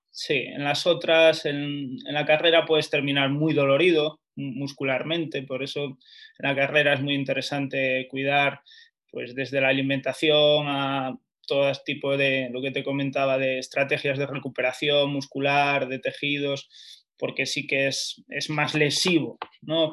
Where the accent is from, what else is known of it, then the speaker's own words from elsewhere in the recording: Lugo, Galicia, Spain; now in Madrid, Spain; yo soy de Lugo